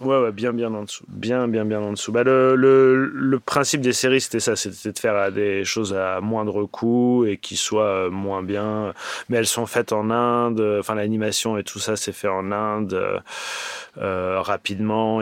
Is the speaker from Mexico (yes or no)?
no; Paris, Île-de-France, France; moved away as an adult; also born or lived in Los Angeles, United States; now in Montpellier, France; je viens de Paris